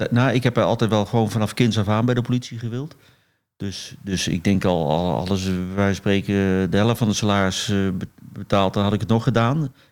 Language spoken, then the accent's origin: Dutch; Eindhoven, North Brabant, Netherlands; Ik, ik groeide op in Eindhoven